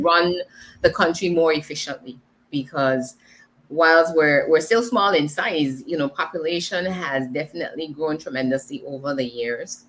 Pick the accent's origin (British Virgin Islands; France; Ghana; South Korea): British Virgin Islands; I am from the British Virgin Islands